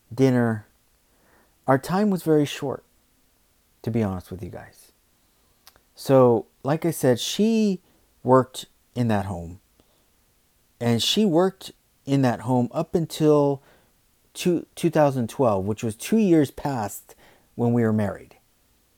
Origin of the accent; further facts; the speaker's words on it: United States; I'm American